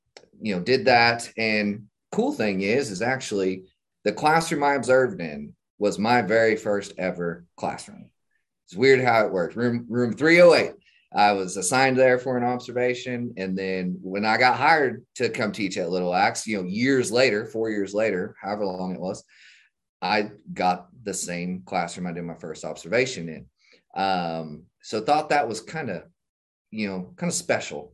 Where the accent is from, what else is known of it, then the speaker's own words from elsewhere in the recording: Shawnee, Oklahoma, United States; I grew up in Shawnee, Oklahoma, went to school there, graduated from Shawnee High School